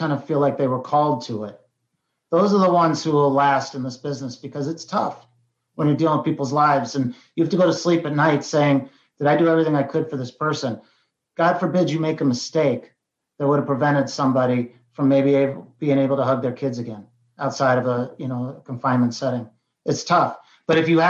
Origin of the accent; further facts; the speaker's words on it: Colorado, United States; moved away; also born or lived in Queens, New York / Ohio; Although I was born in Queens, New York, we moved out to a very rural mountain town in Colorado before Colorado was kind of the cool place to be